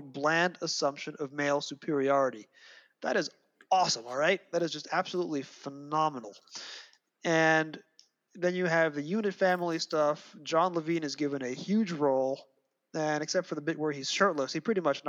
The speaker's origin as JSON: {"language": "English", "country": "United States", "tie": "born or raised there", "said": "I grew up in the States"}